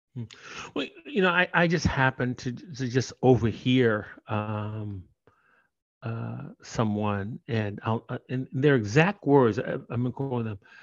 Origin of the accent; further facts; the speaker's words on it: Oakland, California, United States; I'm originally from Oakland